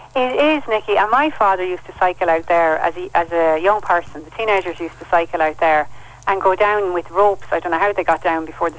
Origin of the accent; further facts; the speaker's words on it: Carlow, County Carlow, Ireland; also born or lived in Kilkenny; I was born in Kilkenny, and we moved from there when I was a child, and uh, we moved to Carlow